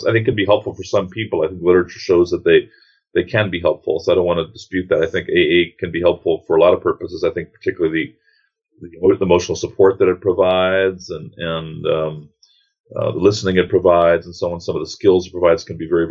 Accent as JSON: {"language": "English", "town": "New York City", "region": "New York", "country": "United States", "tie": "born or raised there", "moved": "yes", "lives_now": "Atlanta, United States", "said": "from New York City originally. Grew up a couple of blocks away from a man who's been on the news occasionally"}